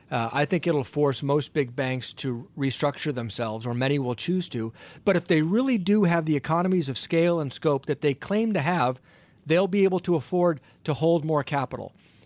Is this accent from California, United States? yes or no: no; Ohio, United States; Listen, unfortunately, I was born and raised in Ohio, and I'm unfortunately a lifelong Browns fan.